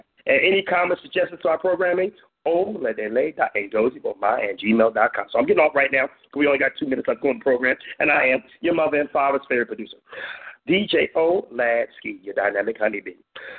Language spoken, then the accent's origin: English; California, United States; You know, like you know, I'm from California. All the time we say, this y'all hood, huh?